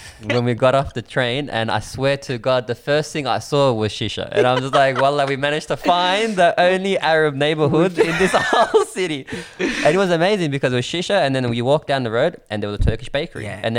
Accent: Melbourne, Victoria, Australia; I'm like, oh, you know, from Melbourne.

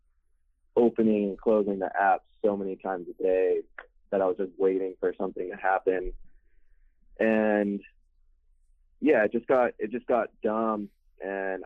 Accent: San Clemente, California, United States; moved away as an adult; also born or lived in Corona, California; now in Riverside, United States; I'm originally from Orange County

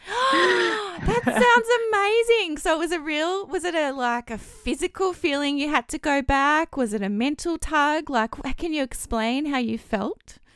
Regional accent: Victoria, Australia; I was born in Victoria, but I'm very white.

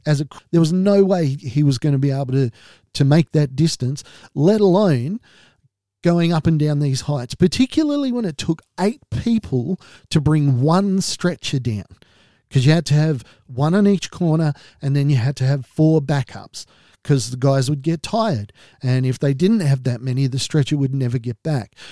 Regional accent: Australia; being an Australian

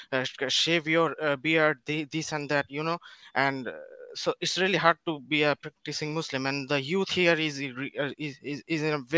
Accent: Bangladesh; English is a second language; Yeah, bro, I'm from Bangladesh.

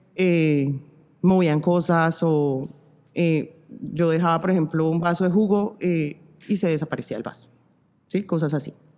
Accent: Zipaquirá, Cundinamarca, Colombia; cuando vivíamos eh, en la primera casa donde vivimos en Zipaquirá, yo soy de Zipaquirá

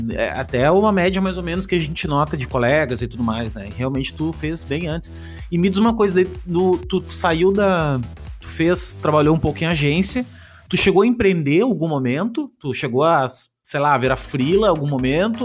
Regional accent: Rio Grande do Sul, Brazil; Eu sou do Rio Grande do Sul, no Rio Grande do Sul é frio

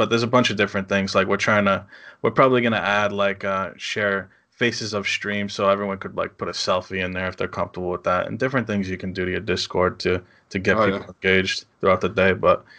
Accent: New England, United States; accent: New England; my accent, New England accent.

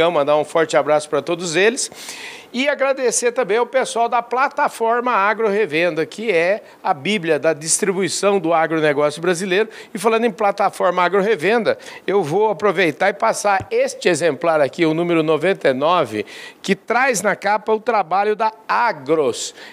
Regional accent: Campinas, São Paulo, Brazil; eu nasci em Campinas.

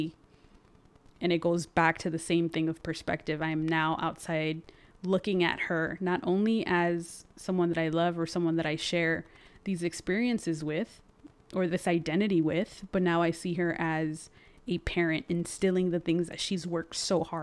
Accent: San Fernando Valley, California, United States; first language Spanish; English is a second language; being raised by a black woman in a predominantly Hispanic neighborhood or city or even valley

